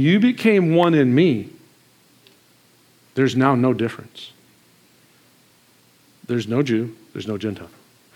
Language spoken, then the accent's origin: English; Marcellus, Michigan, United States; Marcellus, Michigan